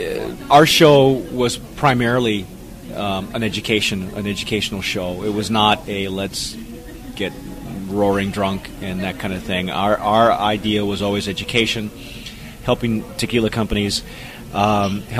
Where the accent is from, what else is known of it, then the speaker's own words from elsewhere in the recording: Southern California, United States; moved away as an adult; now in New Mexico, United States; I'm from Southern California